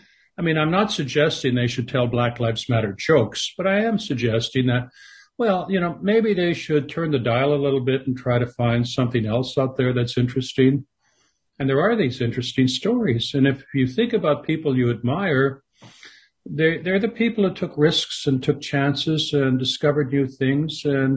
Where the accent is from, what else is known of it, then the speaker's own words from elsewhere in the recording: Canada; because I grew up in Canada. I lived there for most of my life.